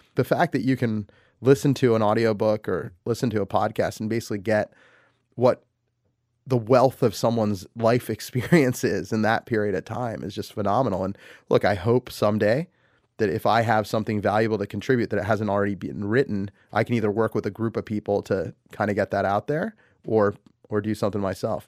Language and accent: English; United States; I'm an American. I grew up here. I was born here.